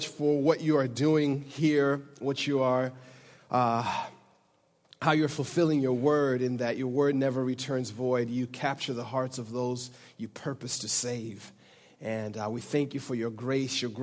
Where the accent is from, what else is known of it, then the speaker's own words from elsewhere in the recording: Michigan, United States; also born or lived in Africa; now in California, United States; my childhood growing up in Michigan